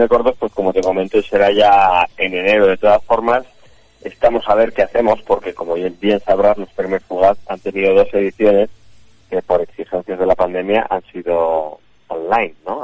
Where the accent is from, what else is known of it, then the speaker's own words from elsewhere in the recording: Santander, Cantabria, Spain; yo soy de Santander